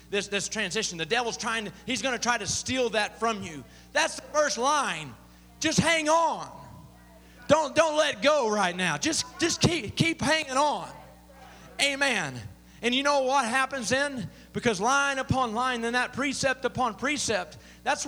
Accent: Southern Illinois, United States; I grew up in Southern Illinois

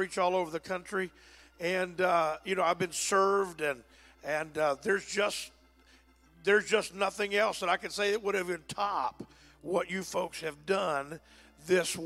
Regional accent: Texas, United States; I'm a Texan

